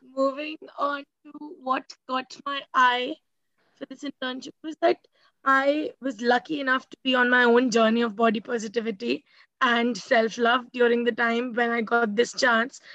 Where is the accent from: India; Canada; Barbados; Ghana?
India; I'm from India